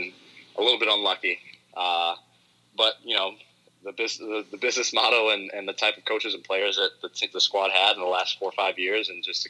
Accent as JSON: {"language": "English", "region": "New York", "country": "United States", "said": "Speaking as a New Yorker"}